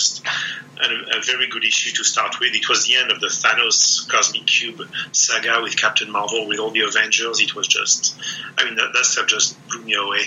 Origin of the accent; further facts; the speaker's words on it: France; moved away; I grew up in France